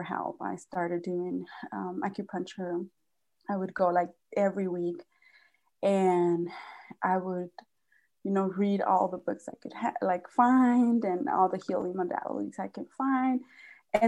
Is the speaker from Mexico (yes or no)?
yes; Mexico; moved away; I was born and raised in Mexico